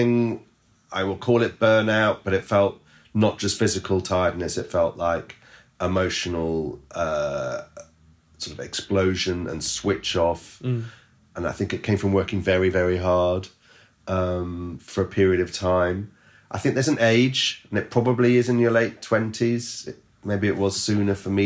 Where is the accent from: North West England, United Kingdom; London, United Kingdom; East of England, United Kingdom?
East of England, United Kingdom; King's Lynn; I come from Kings Lynn. It's where I'd gone home to after university.